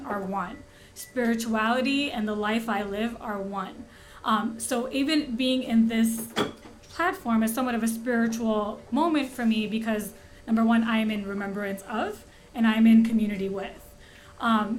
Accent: Skokie, Illinois, United States; now in Indianapolis, United States; I grew up in Skokie

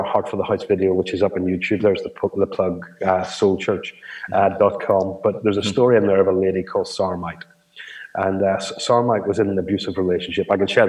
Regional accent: Ireland; as an Irishman, I don't think you have a problem with this, Dave.

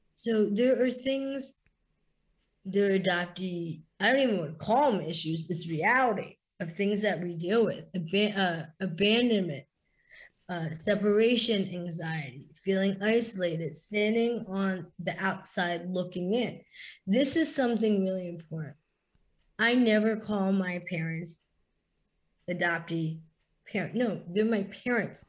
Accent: East Coast of the US, United States; also born or lived in India / the South (US) / the Midwest (US); I was adopted and raised by a beautiful family in the US. I am an Indian Jewish woman, which is I'm very diverse woman, extremely diverse woman. Like you said, I battled a lot. I grew up on the East Coast.

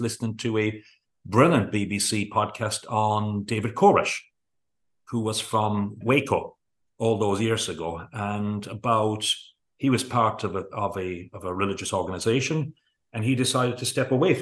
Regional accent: Kerry, Munster, Ireland; we grew up in Kerry in a rural organized parts of the world

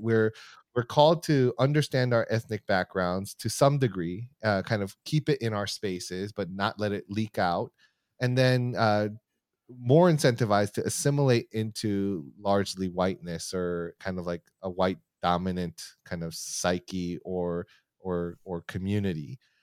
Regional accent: United States; I'm Korean American, second generation, so my parents, uh, immigrated here in, uh, the late seventies and early eighties, and, um, and so I was born in the United States

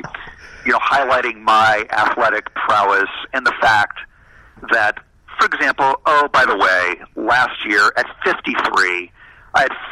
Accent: Southern Ohio, United States; now in Los Angeles, United States; when I grew up in Ohio in the 70s

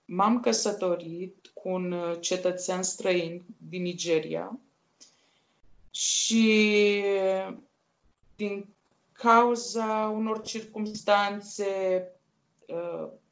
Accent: Iași, Iași County, Romania; also born or lived in Maglavit, Dolj County, Romania; au decis să se despartă și să mă încredințeze unei case de copii din uh, Iași, la școala specială pentru fete

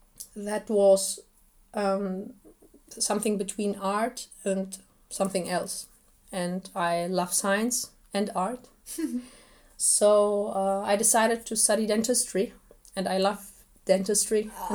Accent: Bonn, North Rhine-Westphalia, Germany; first language Assyrian; English is a second language; also born or lived in Ankawa, Iraq; Bonn is my hometown in Germany and Ankara is my hometown in Iraq or Syria.

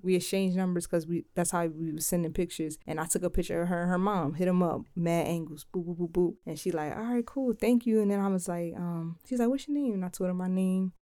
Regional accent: Philadelphia, Pennsylvania, United States; now in Delaware, United States; I'm from Philly. I live in Delaware.

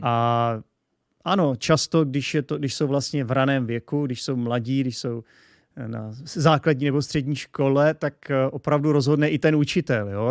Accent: Czechia; jsem z České republiky a jsem tedy Čech

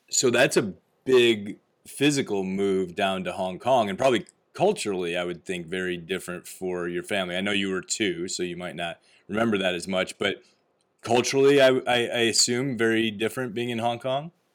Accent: Midwest, United States; I grew up in the Midwest, in the U S

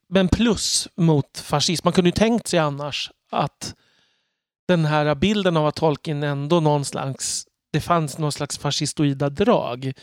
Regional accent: Örby, Sweden; moved away; var jag i Örby där jag växte upp

